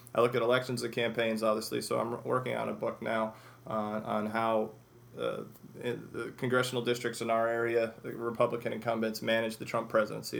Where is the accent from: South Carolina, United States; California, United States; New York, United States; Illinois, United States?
Illinois, United States; Chicago; I grew up in Chicago